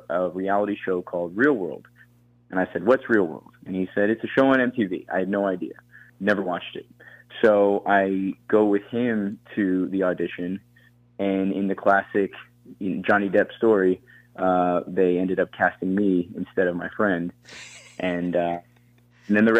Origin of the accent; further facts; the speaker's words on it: Thornton, Colorado, United States; I grew up in Colorado, in Thornton, Colorado, in this sort of north suburb of Denver